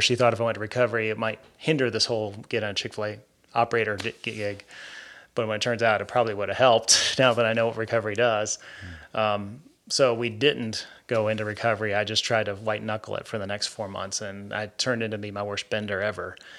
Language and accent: English; Georgia, United States; also born or lived in New York; I was born in New York some forty-two years ago. to a hardworking Catholic couple, and they moved here to Georgia right before my second birthday